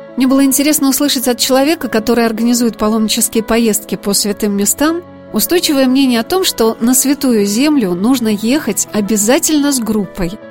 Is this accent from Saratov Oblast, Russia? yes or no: yes; Saratov, Saratov Oblast, Russia; из моего родного города Саратова